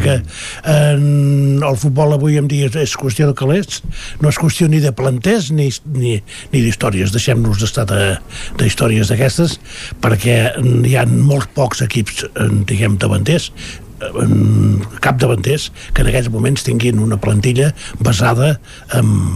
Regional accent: Catalonia, Spain; com a català

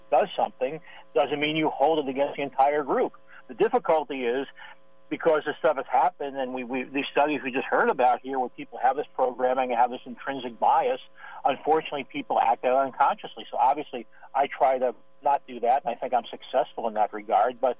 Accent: San Francisco, California, United States; also born or lived in New York; I grew up in San Francisco, New York, and went to public schools in both cities.

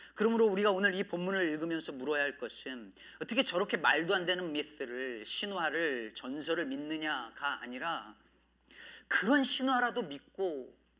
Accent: Jecheon, North Chungcheong, South Korea; 제 고향이 충청북도 제천시였는데

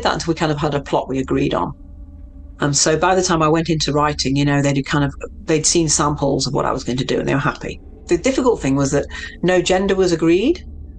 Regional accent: Mexico; it's a Mexican name. So I'm from Mexico originally.

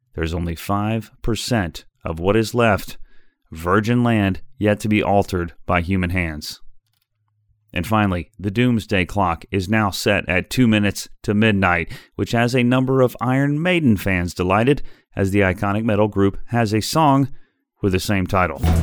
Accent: Chicago, Illinois, United States; my hometown of Chicago

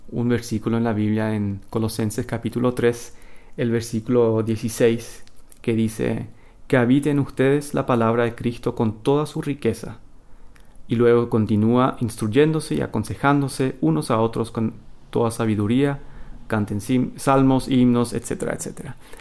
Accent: Asunción, Paraguay; now in Manitoba, Canada; se mudaron a, Asunción y ahí fue que yo nací y crecí en esa cultura.

